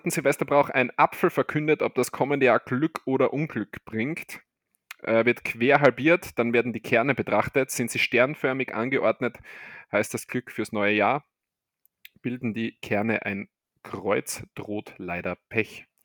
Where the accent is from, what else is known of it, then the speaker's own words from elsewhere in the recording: Argentina; gehen wir in mein Heimatland, Argentinien.